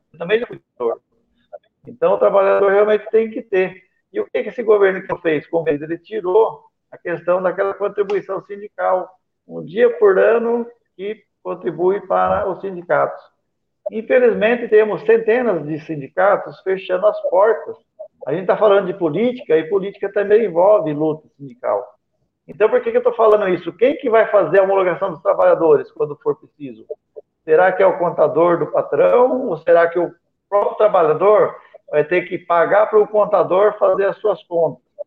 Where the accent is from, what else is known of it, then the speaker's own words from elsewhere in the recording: Brazil; como brasileiro. Eu quero que o meu povo tenha vida e vida digna